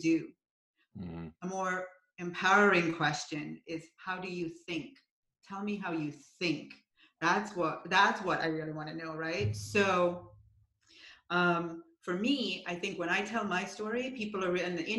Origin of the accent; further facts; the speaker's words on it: Jamaica; moved away; I'm from Jamaica originally.